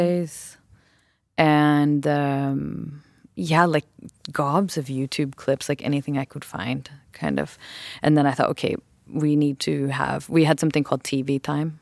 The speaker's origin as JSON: {"language": "English", "region": "West Coast", "country": "United States", "tie": "born or raised there", "said": "I grew up in the West Coast"}